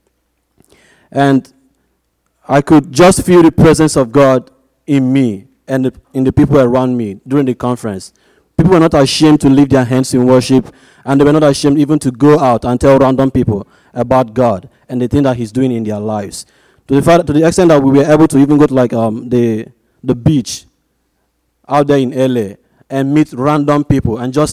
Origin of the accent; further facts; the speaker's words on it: Nigeria; moved away as an adult; now in Arizona, United States; I was born and brought up in Nigeria, and I go to ASU